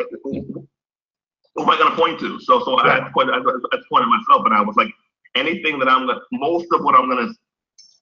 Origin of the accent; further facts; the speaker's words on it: New Rochelle, New York, United States; I am of Jamaican descent. I was born in New Rochelle, New York